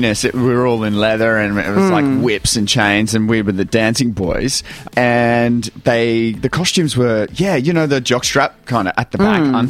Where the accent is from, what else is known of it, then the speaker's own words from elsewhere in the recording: Townsville, Queensland, Australia; moved away; also born or lived in Ayr, Queensland; I grew up in Townsville, but I was born an hour south in a little place called Ayr.